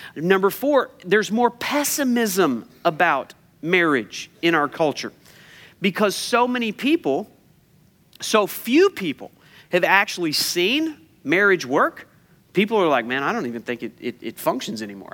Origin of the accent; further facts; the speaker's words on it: United States; I'm an American